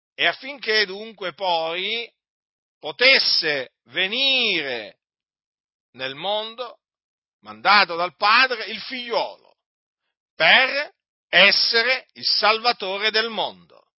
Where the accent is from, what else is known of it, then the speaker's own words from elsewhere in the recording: Noyon, Hauts-de-France, France; also born or lived in Sicily; non sono nato in Sicilia, benché loro si siano sposati in Sicilia, i miei genitori, ma sono nato in Francia, a Noyon